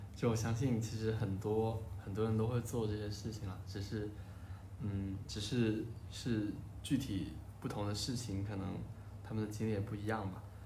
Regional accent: Shenzhen, Guangdong, China; 我小时候是在深圳嘛

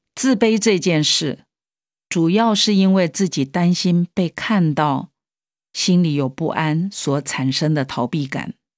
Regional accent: Taiwan; moved away as an adult; also born or lived in Hong Kong; 我在香港工作的时候，即使我妈妈远从台湾飞过来住在我家里

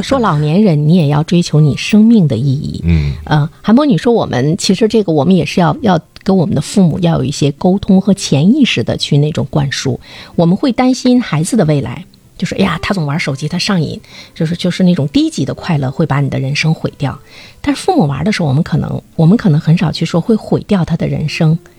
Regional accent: China; 我们中国人

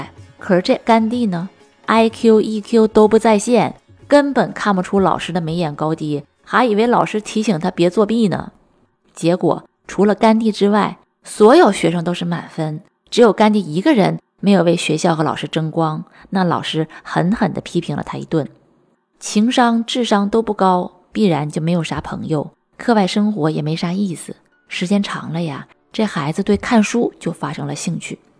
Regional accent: Northeast China, China; 咱们东北人管这样的人叫啥呢？

